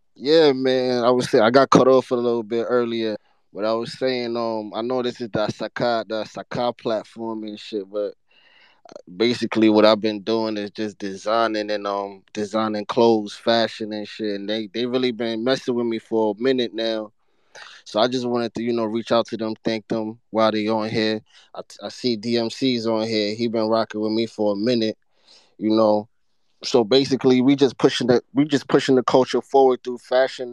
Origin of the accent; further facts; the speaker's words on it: Ghana; now in New York City, United States; I'm from Ghana, based out in New York City.